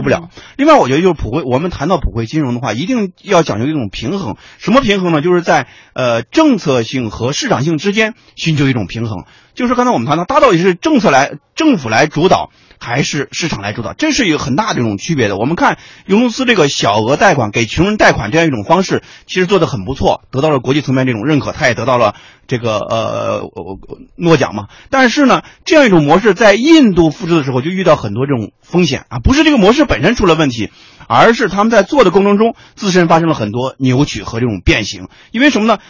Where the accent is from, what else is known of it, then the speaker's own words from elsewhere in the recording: Shanxi, China; moved away; 我老家那个群体，山西老家那个群体